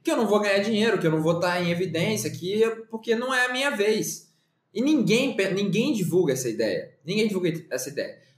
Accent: Campinas, São Paulo, Brazil; E eu, não, e eu sou de Campinas e pá. É, e eu até perdi o sotaque é, para trabalhar, assim

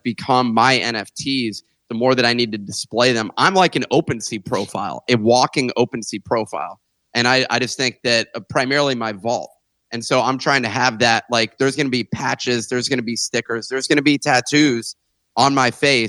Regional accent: Arlington, Virginia, United States; now in Brooklyn, United States; I'm actually from Arlington, Virginia

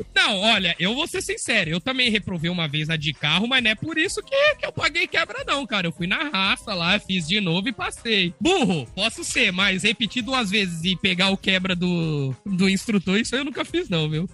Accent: Brazil; eu sou brasileiro

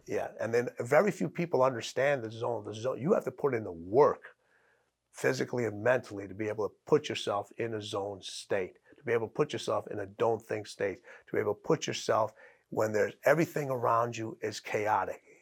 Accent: Chicago, Illinois, United States; I'm from Chicago

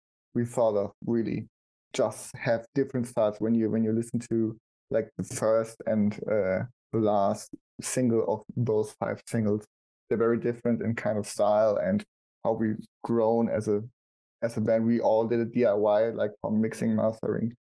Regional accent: Germany; we Germans

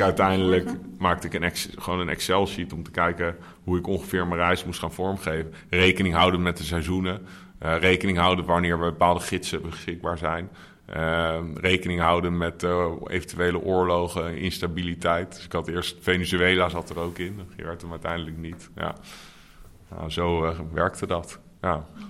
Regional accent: The Hague, South Holland, Netherlands; now in Amsterdam, Netherlands; Nee, Scheveningen ben ik geboren.

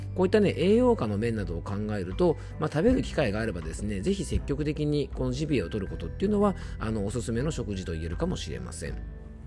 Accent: Yamanashi, Japan; 僕の地元山梨県

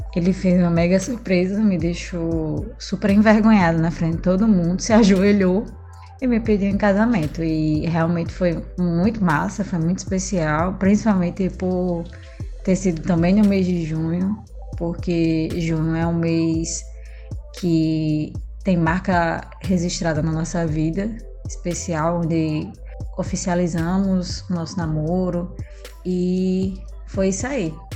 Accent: Natal, Rio Grande do Norte, Brazil; Eu nasci em Natal, fui criada em Natal também

